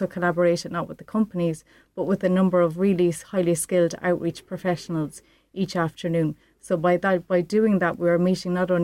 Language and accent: English; Midlands, Ireland; I'm from the Midlands